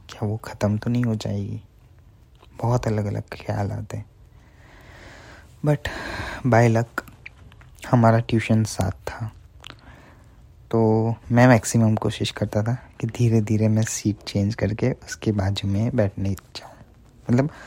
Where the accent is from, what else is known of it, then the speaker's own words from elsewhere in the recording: Bharuch, Gujarat, India; सो मैं गुजरात से बिलोंग करता हूँ स्पेसिफिकली भरूच से बहुत छोटा सा टाउन है